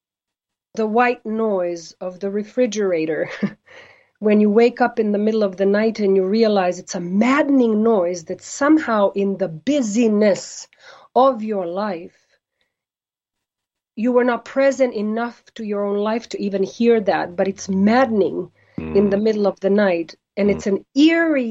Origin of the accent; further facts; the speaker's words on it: United States; I'm an American and I'm a proud American.